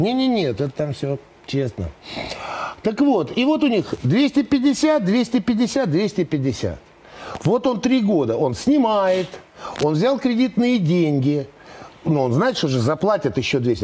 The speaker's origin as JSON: {"language": "Russian", "region": "Moscow", "country": "Russia", "tie": "born or raised there", "said": "я, в принципе, родился и вырос в Москве"}